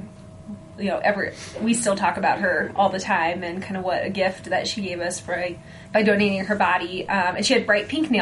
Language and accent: English; Salt Lake City, Utah, United States; we were both like grew up out west. I'm from Salt Lake City originally